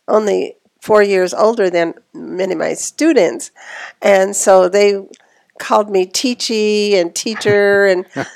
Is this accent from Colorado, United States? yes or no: yes; Eads, Colorado, United States; born or raised there; also born or lived in Kit Carson, Colorado / Fort Collins, Colorado